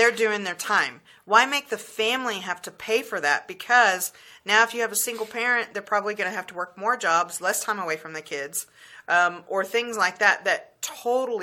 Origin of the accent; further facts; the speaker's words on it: the South, United States; I grew up in the South